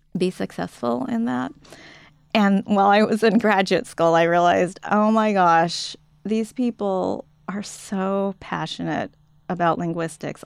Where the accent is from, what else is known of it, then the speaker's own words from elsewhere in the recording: United States; also born or lived in Japan; I'm from the U, United States